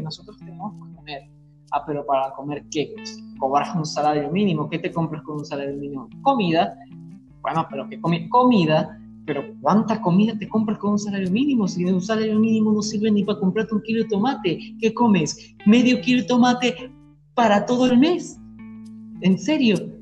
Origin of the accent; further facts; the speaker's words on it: Venezuela; aquí en, en mi país, en Venezuela